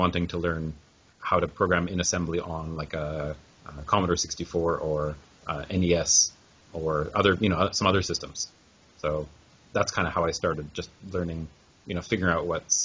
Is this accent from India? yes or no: no; Vancouver, British Columbia, Canada; moved away as an adult; now in Japan; I grew up in Vancouver, Canada. And 2002, when I graduated university, I came to Japan and started teaching English, and I'm still in Japan now